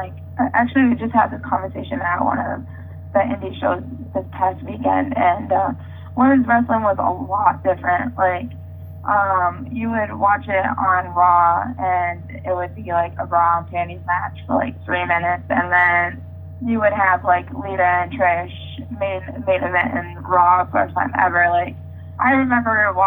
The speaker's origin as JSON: {"language": "English", "region": "New England", "country": "United States", "said": "I'm from New England"}